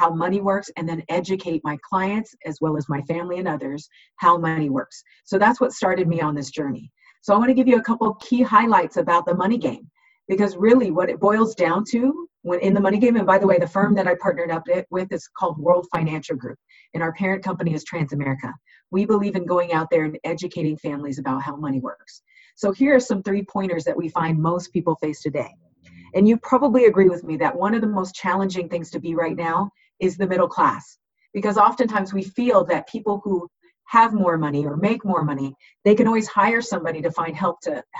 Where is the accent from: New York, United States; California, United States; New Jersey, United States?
California, United States; Southern; I was born and raised in Southern California